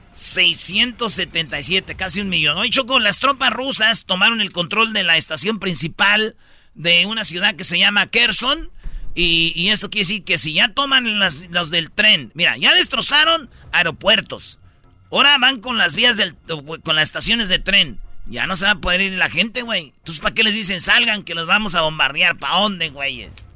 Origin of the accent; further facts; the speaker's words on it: Chihuahua, Mexico; De Chihuahua